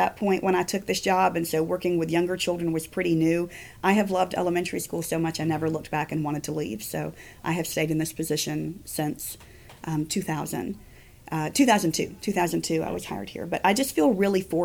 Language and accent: English; Palmetto, Georgia, United States; I grew up about 20 minutes from Peachtree City in Palmetto